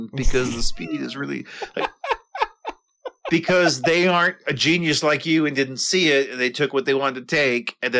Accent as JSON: {"language": "English", "region": "New York", "country": "United States", "also_born_or_lived": "the South (US)", "moved": "yes", "said": "I'm from New York"}